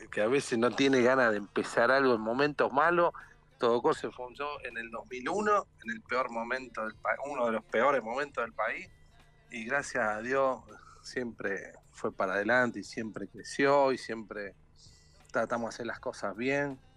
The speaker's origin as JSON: {"language": "Spanish", "country": "Argentina", "lives_now": "Brazil", "said": "pero yo como, argentino siempre también pensé la forma que siempre se sale adelante"}